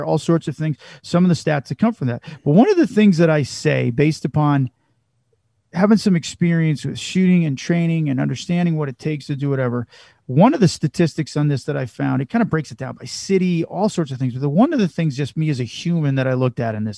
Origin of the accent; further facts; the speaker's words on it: Chicago, Illinois, United States; we're from Chicago or we're from that area.